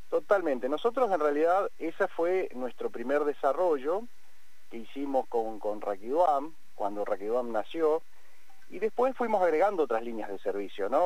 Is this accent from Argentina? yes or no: yes; Argentina; nacimos acá, eh, dos en Chipoletti, dos en, en Vista Alegre, y este, nos, asociamos después de un tiempo, pero nosotros nacimos, estudiamos, crecimos